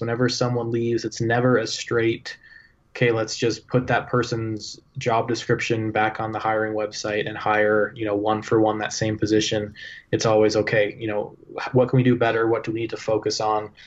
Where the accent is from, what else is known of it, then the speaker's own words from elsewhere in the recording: Toronto, Ontario, Canada; now in Utah, United States; I, I grew up in Toronto